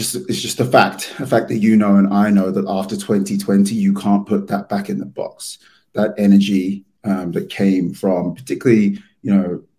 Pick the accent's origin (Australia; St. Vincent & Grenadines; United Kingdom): United Kingdom; London; moved away as an adult; now in New York, United States; as you can tell from my accent, I'm from London.